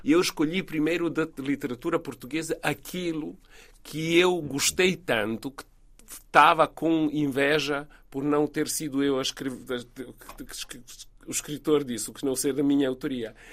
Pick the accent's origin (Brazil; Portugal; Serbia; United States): Serbia; Belgrade; Portuguese is a second language; moved away as an adult; also born or lived in London; Eu sou de Belgrado